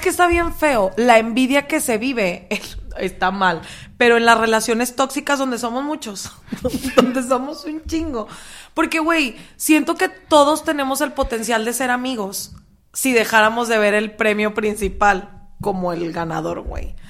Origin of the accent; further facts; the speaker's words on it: Mexico; vengo de México